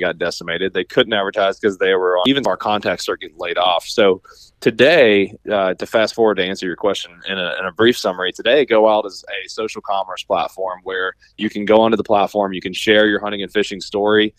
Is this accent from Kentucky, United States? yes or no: yes; Southeastern Kentucky, United States; I grew up in Southeastern Kentucky